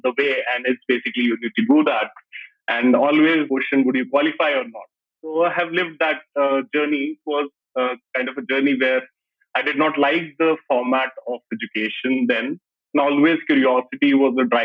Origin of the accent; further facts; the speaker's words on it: Kota, Rajasthan, India; I'm born and brought up in Kota, Rajasthan